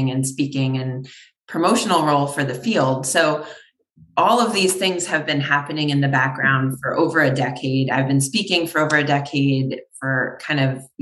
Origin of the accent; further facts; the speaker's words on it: New York, United States; moved away as an adult; now in Connecticut, United States; I'm from New York originally.